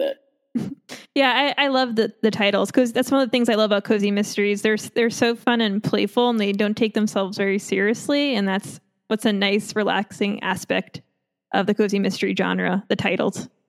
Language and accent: English; Long Island, New York, United States; I'm from Long Island